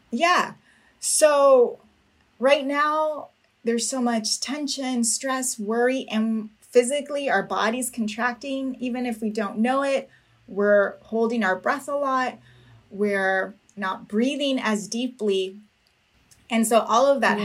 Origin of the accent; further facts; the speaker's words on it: Napa, California, United States; I was born and raised in Napa, California, of uh, parents from Mexico, immigrants